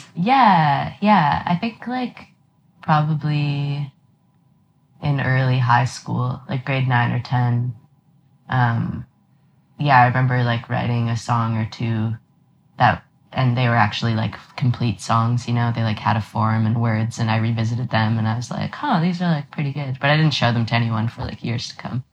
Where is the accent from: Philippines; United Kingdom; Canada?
Canada; Toronto, Ontario; also born or lived in Halifax / Montreal; I grew up in Toronto